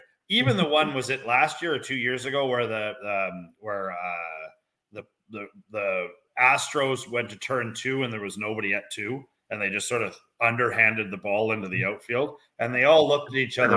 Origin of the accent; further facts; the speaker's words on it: Canada; I'm Canadian